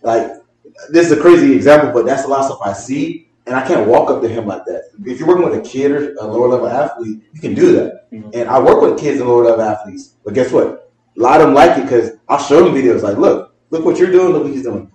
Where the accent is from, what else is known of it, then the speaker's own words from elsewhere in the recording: North Broward, Florida, United States; I'm from North Broward area